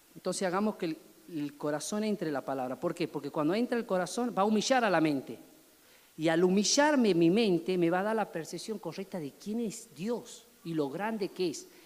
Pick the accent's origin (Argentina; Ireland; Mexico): Argentina